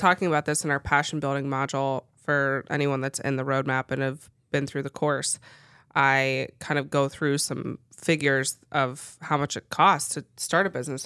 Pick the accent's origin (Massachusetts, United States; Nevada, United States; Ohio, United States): Ohio, United States; Cincinnati; moved away as an adult; grew up in Cincinnati, Ohio, and just a suburb of Cincinnati. Stayed in the same place my whole life